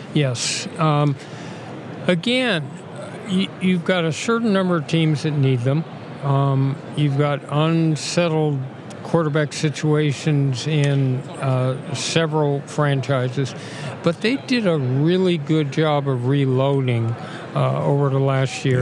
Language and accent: English; Los Angeles, California, United States; my hometown team back and uh, the Super Bowl here